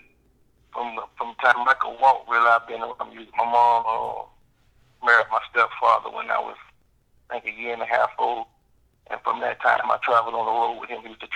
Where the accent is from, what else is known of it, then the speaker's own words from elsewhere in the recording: Jacksonville, Florida, United States; I'm A-Town all day, you know what I'm saying? Southside.